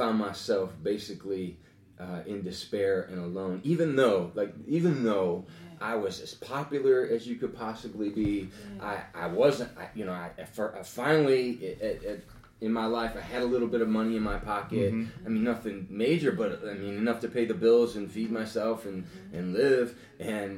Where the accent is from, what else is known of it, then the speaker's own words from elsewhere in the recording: Lorain, Ohio, United States; also born or lived in Sheffield Township; I grew up in every side of town. In the Lorain County area